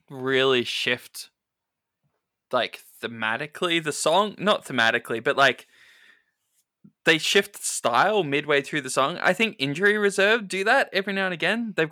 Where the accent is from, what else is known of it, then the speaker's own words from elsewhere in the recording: Australia; As an Australian